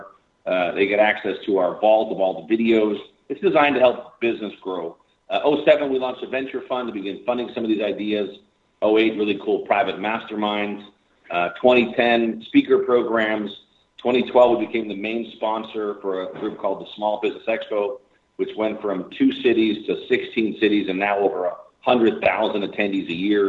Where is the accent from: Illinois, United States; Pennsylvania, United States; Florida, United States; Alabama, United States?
Illinois, United States; Chicago; Born and raised in Chicago, south side of Chicago